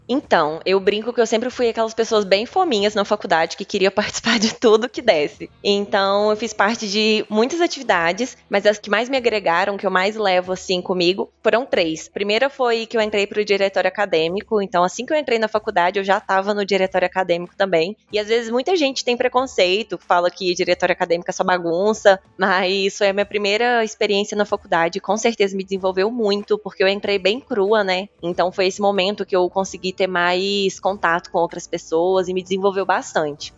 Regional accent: Formiga, Minas Gerais, Brazil; accent: interior de Minas; moved away as an adult; also born or lived in Uberlândia, Brazil; now in Itu, Brazil; mas eu sou natural de Minas, de uma cidade chamada Formiga. Vocês devem perceber pelo sotaque que eu sou do interior de Minas

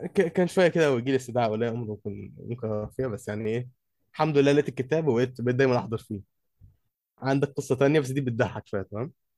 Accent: Egypt; عندنا في مصر احنا

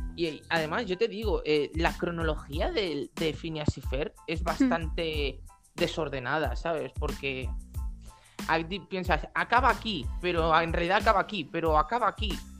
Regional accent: Galicia, Spain; yo estoy rozando Portugal, literalmente mi pueblo está a dos pasos

